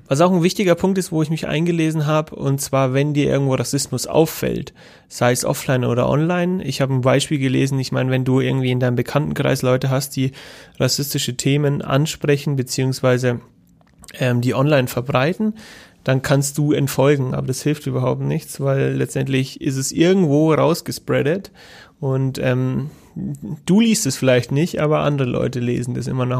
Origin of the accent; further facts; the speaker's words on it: Germany; bei uns in Deutschland